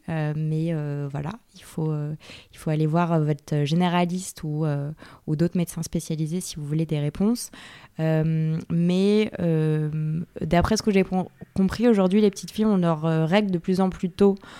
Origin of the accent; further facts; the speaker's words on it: Yvelines, Île-de-France, France; Je suis née, j'ai grandi dans les Yvelines, donc en région parisienne